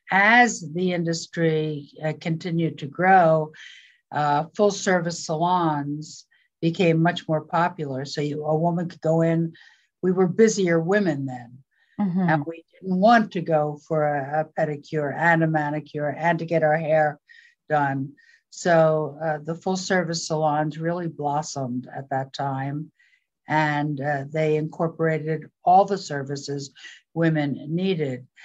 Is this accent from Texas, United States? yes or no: no; Philadelphia, Pennsylvania, United States; moved away as an adult; also born or lived in California; Philadelphia, and when I was 18, I ran away from home and ran to California.